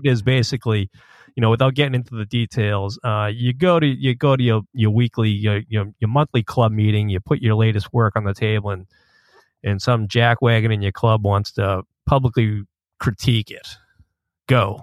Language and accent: English; Boston, Massachusetts, United States; when I was growing up in Boston.